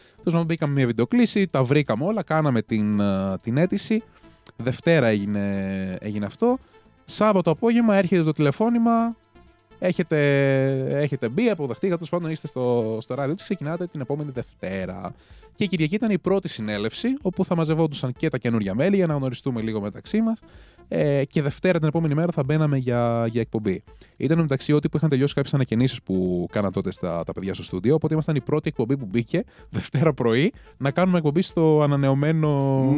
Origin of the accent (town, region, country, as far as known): Chios, North Aegean, Greece; born or raised there; moved away as an adult